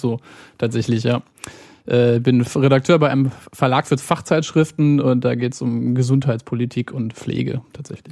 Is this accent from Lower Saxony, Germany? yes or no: yes; Hanover, Lower Saxony, Germany; Aber ich bin in Hannover geboren, lebe im Grunde mein ganzes Leben hier schon.